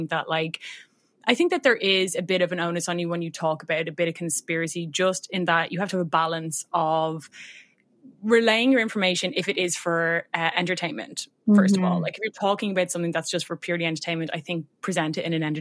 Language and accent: English; Ireland; accent: Irish; I'm Irish, if anyone hasn't guessed by my accent.